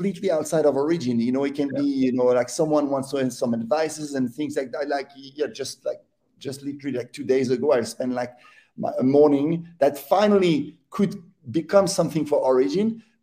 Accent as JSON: {"language": "English", "region": "Neuchâtel", "country": "Switzerland", "tie": "born or raised there", "said": "I would be 10 years old in Neuchâtel, my hometown."}